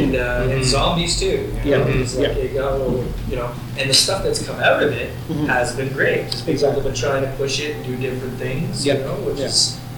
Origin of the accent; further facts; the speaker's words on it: Salt Lake City, Utah, United States; the one place that will not give me a press pass is Fan X, my hometown con.